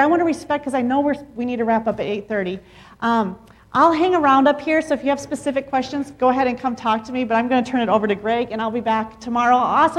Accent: Mexico; I mean, growing up in Mexico, all Mexicans together.

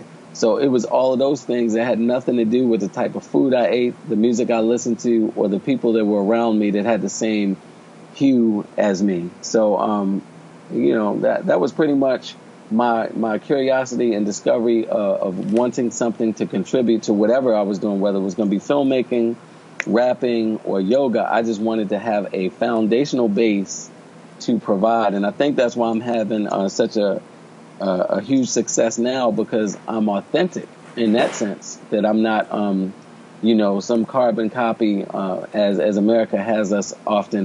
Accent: Baltimore, Maryland, United States; moved away; also born or lived in Chile; I'm from Baltimore

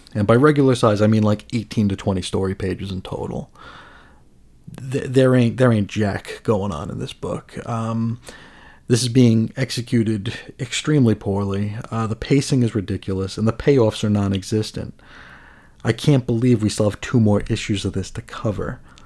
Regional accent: United States; as an American

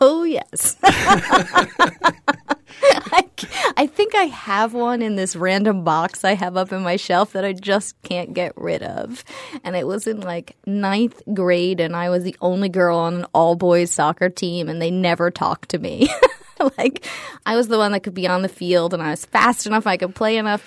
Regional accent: New England, United States; I grew up predominantly in New England.

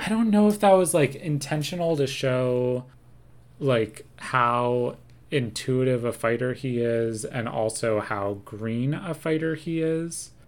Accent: Seattle, Washington, United States; also born or lived in New York / New Jersey; now in New York/New Jersey, United States; I grew up in Seattle and now we live in New York, New Jersey

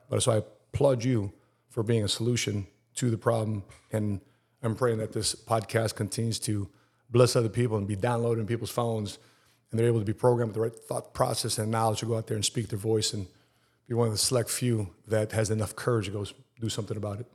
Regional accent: Chicago, Illinois, United States; I'm from Chicago and, and I love growing up in Chicago

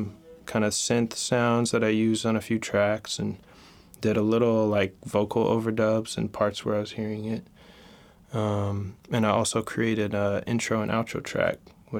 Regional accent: Oklahoma City, Oklahoma, United States; also born or lived in Sewickley; now in New York, United States; I'm originally from Oklahoma City, Oklahoma. {S0} All right. {S1} Actually born in randomly in a small town in Pennsylvania, Sewickley. But I grew up in Oklahoma, which is where my dad is from.

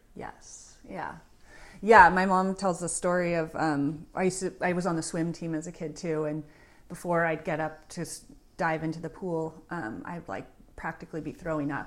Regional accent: San Anselmo, California, United States; I grew up in San Selma

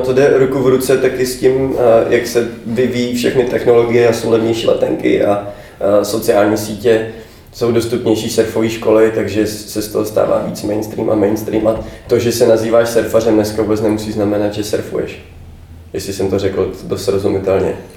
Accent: Bohemia, Czechia; jsem z Čech

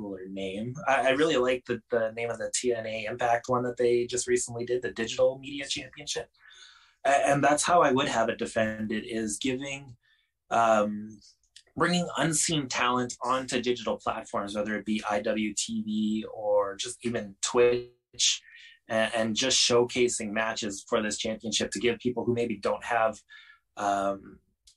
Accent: Canada; Being the Canadian

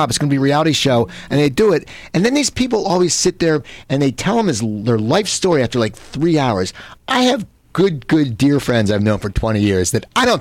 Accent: near Philadelphia, Pennsylvania, United States; I grew up right near Philadelphia

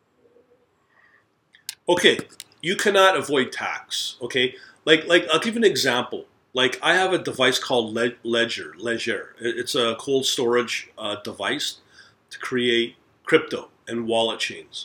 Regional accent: Canada; as a Canadian

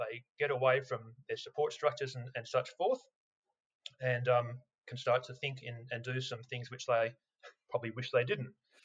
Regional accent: Australia; as an Australian, if you grew up in Australia

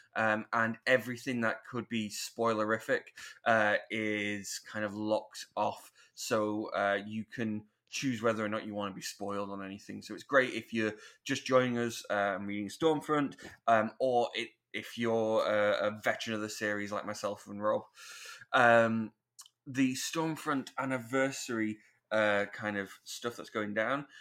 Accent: United Kingdom; we're British

